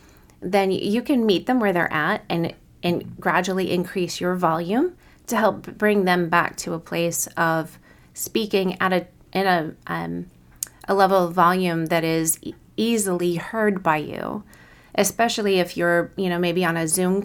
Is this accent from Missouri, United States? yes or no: yes; Kansas City, Missouri, United States; I was from Kansas City and had basically no accent in contrast to other parts of other regions of the country.